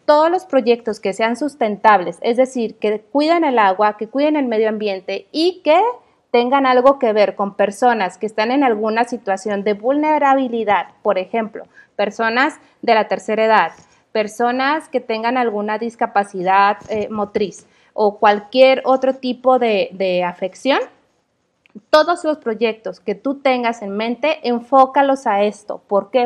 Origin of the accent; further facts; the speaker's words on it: Mexico; como, mexicana, me siento bien orgullosa